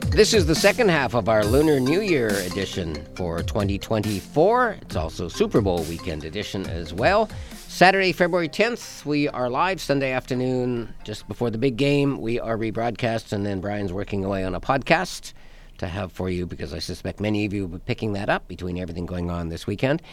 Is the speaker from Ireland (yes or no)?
no; Canada; We're Canadian